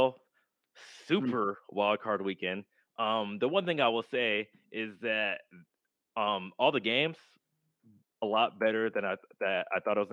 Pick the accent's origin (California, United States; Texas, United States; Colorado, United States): California, United States; as a Californian